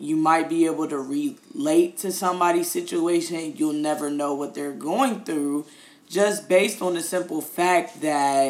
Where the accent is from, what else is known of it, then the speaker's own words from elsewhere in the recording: United States; just being American